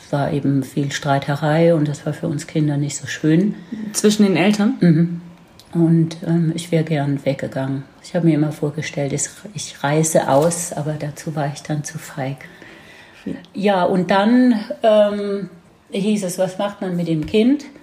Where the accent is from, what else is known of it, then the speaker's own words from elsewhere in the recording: near Heidelberg, Baden-Württemberg, Germany; accent: Baden dialect (Badisch); bin auf, äh, im Land aufgewachsen in der Nähe von Heidelberg, was man wahrscheinlich auch an meinem Dialekt noch hört.